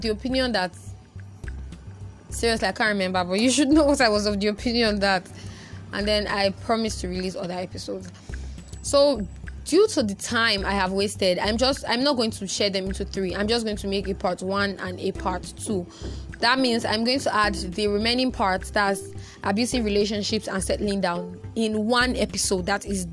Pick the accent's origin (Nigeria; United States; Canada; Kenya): Nigeria; I'm such a Nigerian